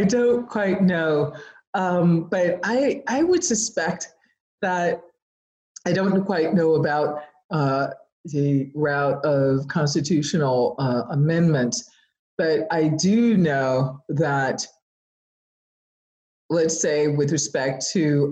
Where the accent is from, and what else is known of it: the South, United States; born or raised there